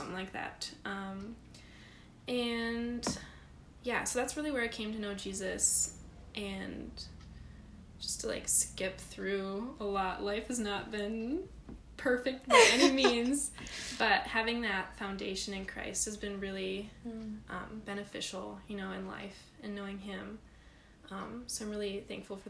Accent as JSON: {"language": "English", "town": "Minneapolis–Saint Paul", "region": "Minnesota", "country": "United States", "tie": "born or raised there", "said": "I grew up in the Twin Cities of Minnesota"}